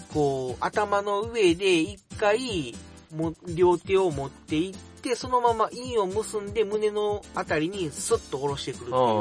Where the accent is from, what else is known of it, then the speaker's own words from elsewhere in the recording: Kobe, Hyogo, Japan; moved away as an adult; now in Tokai, Japan; 出身側の神戸の方なんですよね